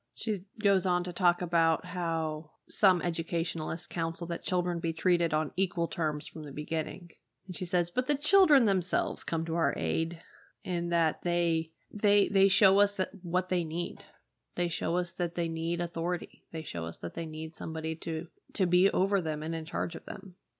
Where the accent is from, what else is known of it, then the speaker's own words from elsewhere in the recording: United States; as an American